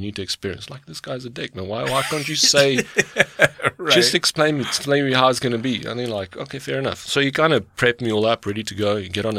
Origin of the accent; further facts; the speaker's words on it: South Africa; And I was like, well, yeah, from South Africa, blah, blah, blah.